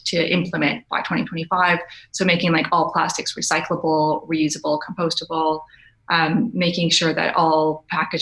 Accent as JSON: {"language": "English", "country": "Canada", "moved": "as an adult", "said": "we're both Canadian. And in Canada, you really recycle"}